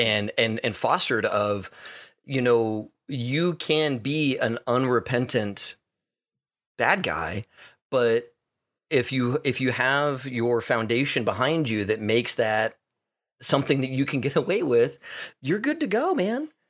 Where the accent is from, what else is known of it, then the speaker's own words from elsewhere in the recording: Texas, United States; I grew up in Texas